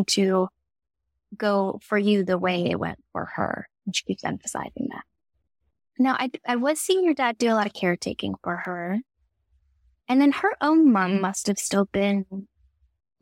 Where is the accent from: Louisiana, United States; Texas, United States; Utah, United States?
Texas, United States; Houston; I grew up in Houston, Texas